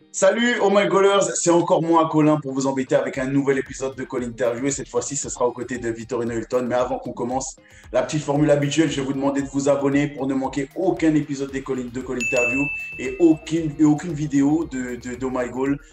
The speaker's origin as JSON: {"language": "French", "country": "France", "said": "en tant que Français"}